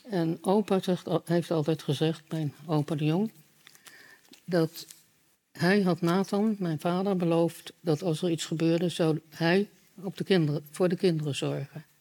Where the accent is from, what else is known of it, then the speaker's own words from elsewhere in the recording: Utrecht, Netherlands; Ik ben in Utrecht opgegroeid.